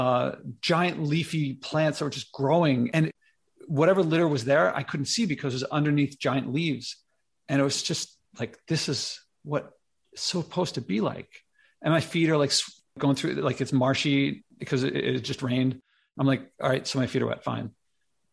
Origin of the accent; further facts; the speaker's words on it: Philadelphia, Pennsylvania, United States; now in New York, United States; I grew up in Philly